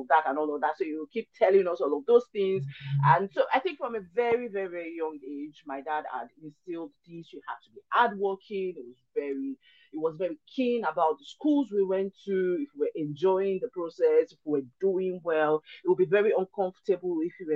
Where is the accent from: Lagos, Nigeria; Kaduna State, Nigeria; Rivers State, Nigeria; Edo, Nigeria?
Lagos, Nigeria; also born or lived in Ilaro, Ogun State, Nigeria; my dad moved to Lagos when I was really little, like a year old kind of deal